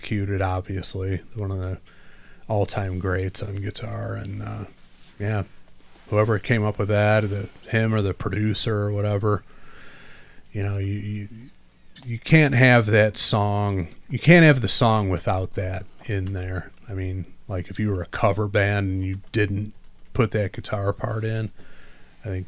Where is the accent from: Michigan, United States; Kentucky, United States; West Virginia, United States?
Michigan, United States; Detroit; coming from Detroit, born and raised there, lived there till I was 12. Moved to the moved a grand total of 8 blocks into a suburb of Detroit.